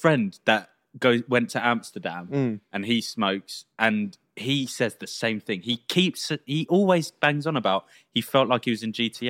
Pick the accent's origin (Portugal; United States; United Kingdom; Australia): United Kingdom; England; Think as English people, we say like, sorry, way too much.